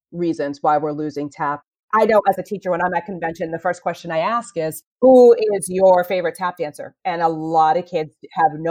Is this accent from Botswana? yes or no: no; Manchester, New Hampshire, United States; I am originally from Manchester, New Hampshire. I grew up tapping there, and my parents drove my little brother and myself to Boston as we got older to take classes.